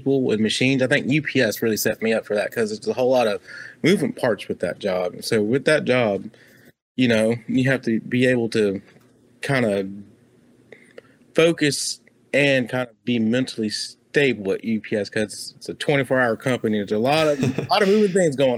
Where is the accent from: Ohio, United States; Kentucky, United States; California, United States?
California, United States; Long Beach; moved away; Long Beach, California